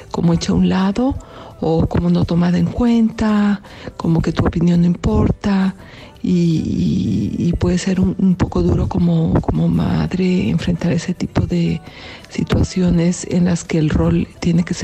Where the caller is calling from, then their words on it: Mexico; Hola Julio … de México.